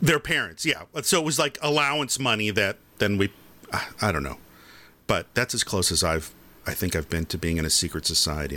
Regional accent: Farmington, Michigan, United States; when I was in Boy Scouts or Cub Scouts and we did the Pinewood Derby, we did it at the Elks Club in, in Farmington, Michigan

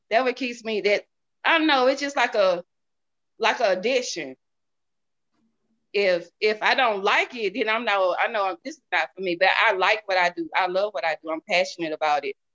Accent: the South, United States; Y'all. I'm from the South, so I'm, I'm country.

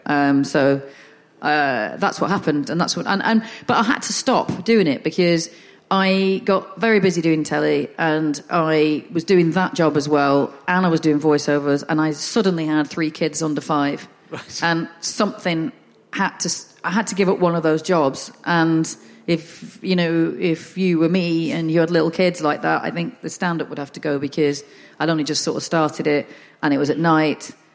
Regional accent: the north of England, United Kingdom; accent: northern; I'm northern

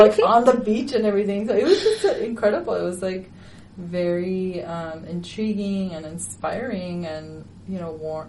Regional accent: Chicago, Illinois, United States; I grew up in Chicago, which has very long winters

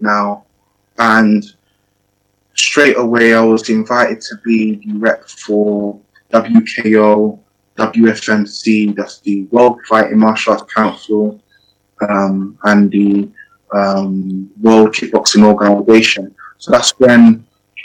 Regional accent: England, United Kingdom; also born or lived in Ghana; I'm a coach trainer from England

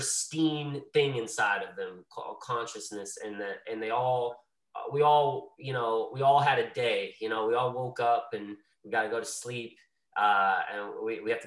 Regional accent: Greensboro, North Carolina, United States; growing up in Greensboro, North Carolina in the South

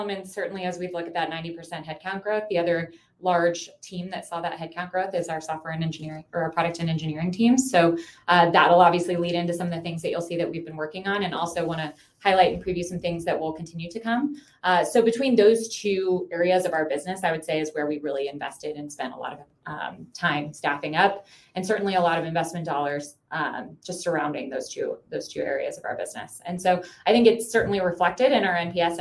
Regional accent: Midwest, United States; moved away as an adult; now in Colorado, United States; I'm a Midwesterner, so moved here about 15 years ago out to Colorado

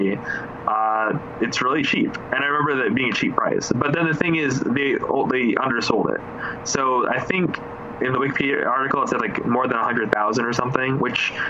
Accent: Philippines; I'm Filipino

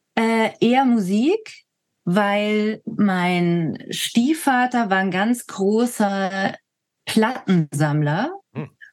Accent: Lake Constance, Baden-Württemberg, Germany; also born or lived in Berlin; dort, wo ich aufgewachsen bin

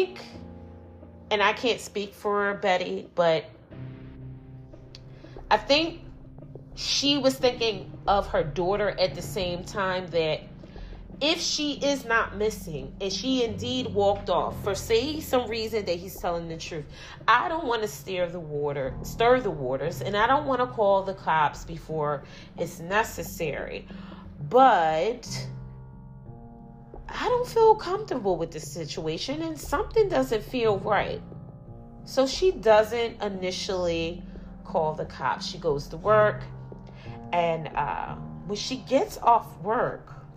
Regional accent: Philadelphia, Pennsylvania, United States; I'm from Philly

